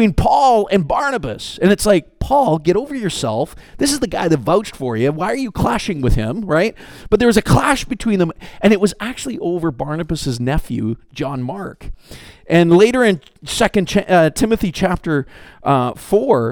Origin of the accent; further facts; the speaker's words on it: Canada; I'm Canadian